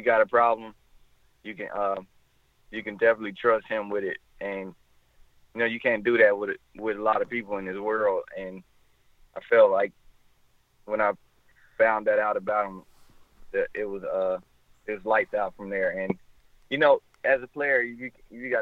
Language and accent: English; Orlando, Florida, United States; we're from Orlando together.